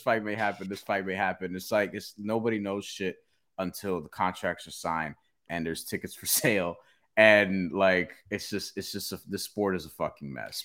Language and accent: English; New York, United States; as a New Yorker